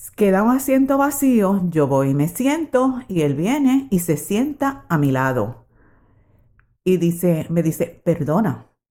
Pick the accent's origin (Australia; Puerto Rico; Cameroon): Puerto Rico; moved away as an adult; also born or lived in New York, United States / Switzerland; Yo nací en Puerto Rico. Nací en 1946